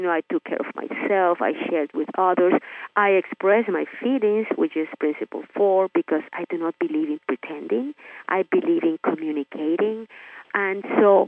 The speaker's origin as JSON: {"language": "English", "country": "Nicaragua", "moved": "yes", "lives_now": "Miami, United States", "said": "I'm Hispanic. I'm from Nicaragua, actually, living in Miami."}